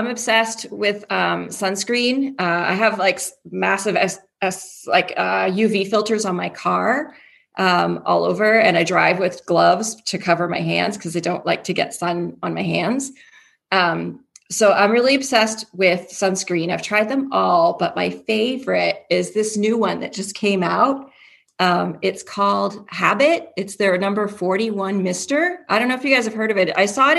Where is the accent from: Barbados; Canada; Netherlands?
Canada; Toronto, Ontario; now in Houston, United States; So I'm from Canada. I'm from Toronto. But I live in Houston now